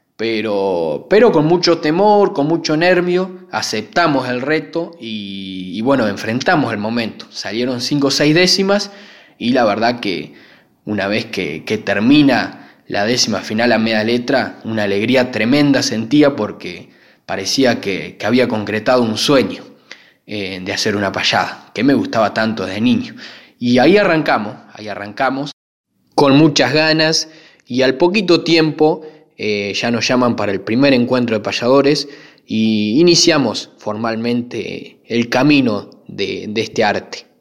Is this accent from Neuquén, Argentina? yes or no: no; Rivera, Buenos Aires Province, Argentina; also born or lived in Santa Rosa, La Pampa; now in Coronel Suárez, Argentina; me radiqué desde muy pequeño y me crié en Rivera, que, ya pertenece a la provincia de Buenos Aires